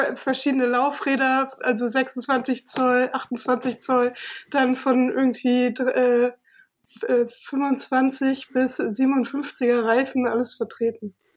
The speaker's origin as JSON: {"language": "German", "region": "Berlin", "country": "Germany", "also_born_or_lived": "Cologne", "said": "Ich komme aus Berlin"}